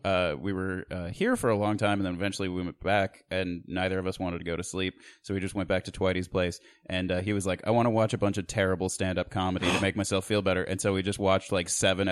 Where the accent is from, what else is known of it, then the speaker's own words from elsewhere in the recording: Beloit, Wisconsin, United States; moved away; I am originally from a small college town in southern Wisconsin, Beloit, Wisconsin.